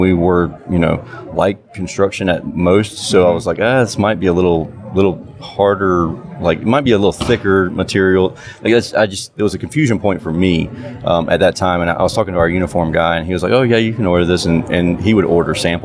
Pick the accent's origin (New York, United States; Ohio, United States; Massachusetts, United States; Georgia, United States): Georgia, United States; South; we're South Georgia, so you had to wear Georgia boots and a Carhartt jacket. I mean, that was kind of our uniform for high school